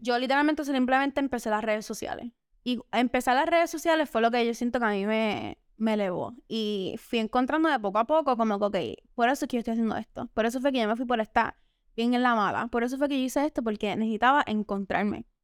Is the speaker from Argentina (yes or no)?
no; Dorado, Puerto Rico; Yo soy dorado